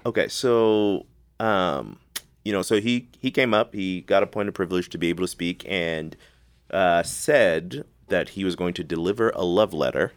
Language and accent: English; Zimbabwe; also born or lived in Dallas-Fort Worth area; now in Dallas-Fort Worth, United States; I'm from Zimbabwe